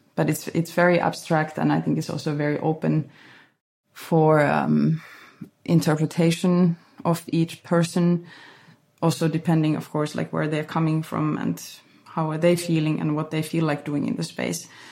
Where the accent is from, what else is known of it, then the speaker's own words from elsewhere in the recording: Finland; now in Berlin, Germany; this place where where I grew up